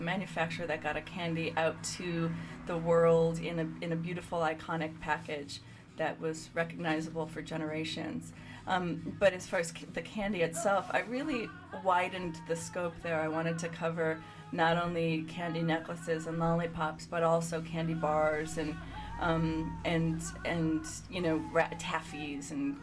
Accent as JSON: {"language": "English", "town": "Chicago", "region": "Illinois", "country": "United States", "said": "I'm from the Chicagoland area."}